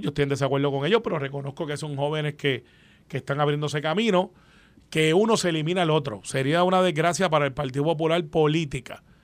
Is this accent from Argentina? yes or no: no; Guaynabo, Puerto Rico; yo soy de Guaynabo